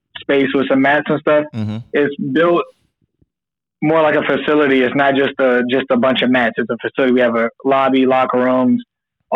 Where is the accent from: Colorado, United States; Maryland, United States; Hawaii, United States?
Maryland, United States; Prince George's County; also born or lived in Suitland, Maryland / Oxon Hill, Maryland; I am from PG County, Maryland, a big county in Maryland. I grew up like right near Andrews Air Force Base for the most part.